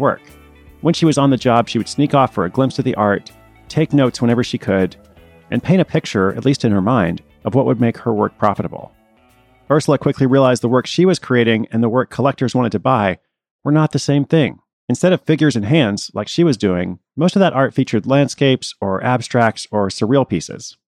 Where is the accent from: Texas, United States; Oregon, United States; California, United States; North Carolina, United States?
Oregon, United States; Portland; that's my hometown too.